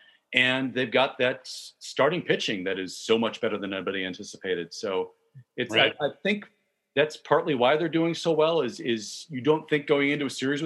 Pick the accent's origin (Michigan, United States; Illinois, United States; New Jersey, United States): Illinois, United States; Chicago; as a Chicagoan